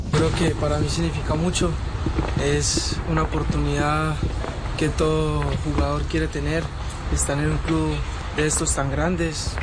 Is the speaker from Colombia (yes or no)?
yes; La Victoria, Valle del Cauca, Colombia; also born or lived in Bogotá, Colombia; now in Leverkusen, Germany; Yo inicié en, en mi pueblo, en la Victoria Valle, jugando en el club de, mi barrio